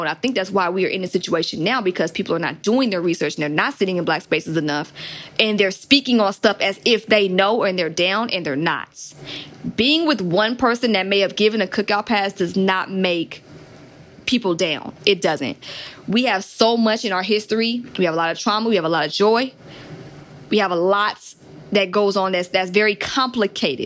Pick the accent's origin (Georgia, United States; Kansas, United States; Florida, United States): Georgia, United States; Atlanta; growing up in Atlanta, which is trap music capital